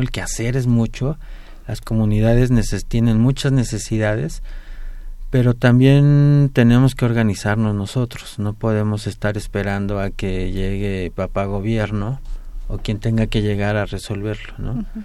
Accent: Mexico City, Mexico; soy muy feliz de, ser contraerense, ahí nací

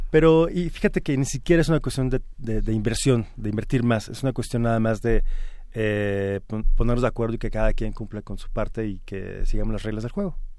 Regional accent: Mexico; como mexicanos

